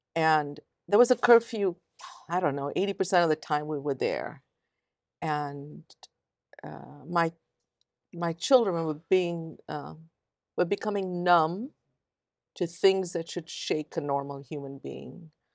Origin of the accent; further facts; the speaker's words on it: India; moved away as an adult; now in United States; and then I grew up in India, very bicultural